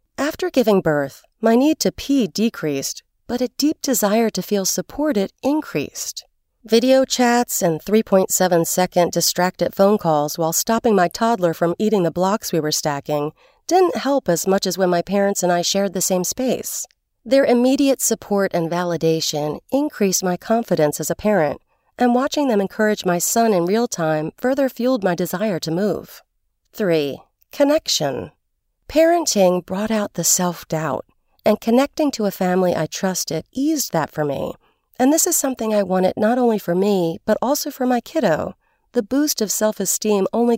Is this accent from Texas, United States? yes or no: no; Louisville, Kentucky, United States; also born or lived in Los Angeles; I love my hometown and never gave up a chance to visit Louisville, Kentucky, but for close to 20 years, my home was in Los Angeles.